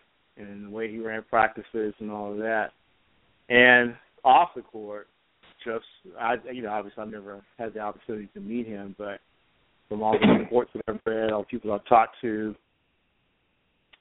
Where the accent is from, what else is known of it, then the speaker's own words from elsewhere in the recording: Wilmington, North Carolina, United States; I grew up in Wilmington, North Carolina